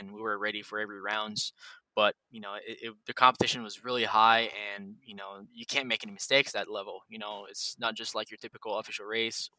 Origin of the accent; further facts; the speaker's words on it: Drummondville, Quebec, Canada; I'm from Quebec, Canada, in Drummondville